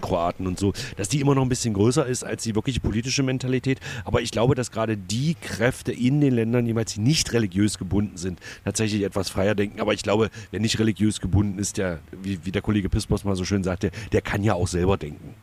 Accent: East Germany, Germany; bei uns im Osten

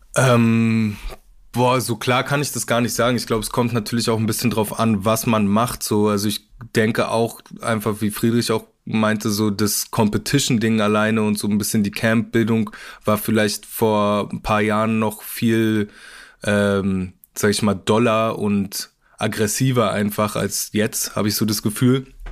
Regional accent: Berlin, Germany; uns Berlinern

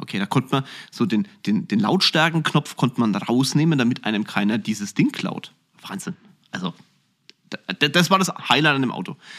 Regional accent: Kulmbach, Bavaria, Germany; ich bin aufgewachsen in Kulmbach, einem wirklich süßen kleinen Städtchen

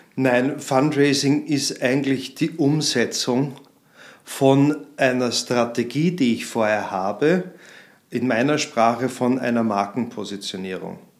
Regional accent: Vienna, Austria; now in Munich, Germany; Ich komme aus München, bin ein gebürtiger Wiener

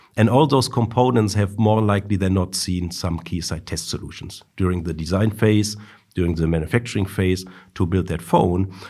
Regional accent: Duisburg, North Rhine-Westphalia, Germany; also born or lived in Darmstadt; now in Stuttgart, Germany; I was born in Duisburg.

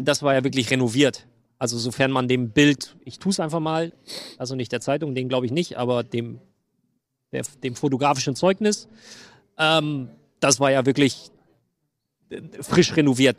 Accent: Aachen, North Rhine-Westphalia, Germany; Ich komme ja aus dem Dreiländereck. Deutschland, Holland, Belgien oder Deutschland, Niederlande, Belgien

